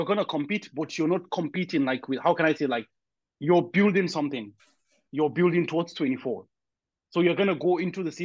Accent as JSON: {"language": "English", "country": "Nigeria", "said": "I'm Nigerian"}